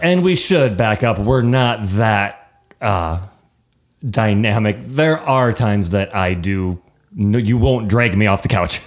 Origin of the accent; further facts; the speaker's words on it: Nebraska, United States; we're from Nebraska